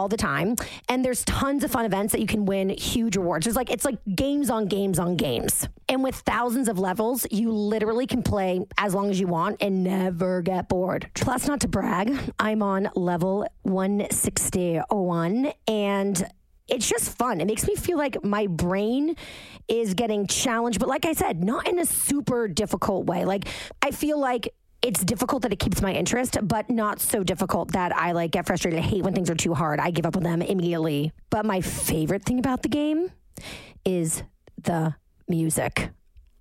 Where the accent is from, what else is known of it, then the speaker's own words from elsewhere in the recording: Cohasset, Massachusetts, United States; the house that I grew up in Cohasset